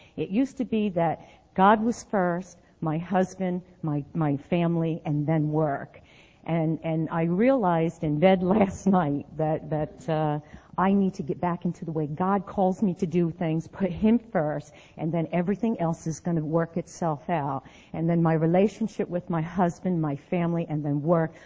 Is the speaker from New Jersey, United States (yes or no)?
yes; New Jersey, United States; moved away as an adult; since I left New Jersey